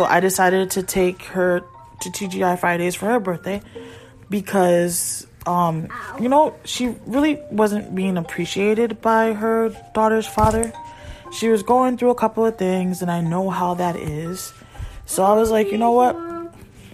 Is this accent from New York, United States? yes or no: no; Connecticut, United States; moved away; I'm originally from Connecticut.